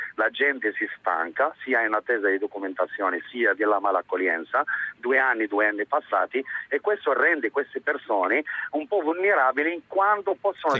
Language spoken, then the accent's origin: Italian; Morocco; now in Italy; Sono marocchino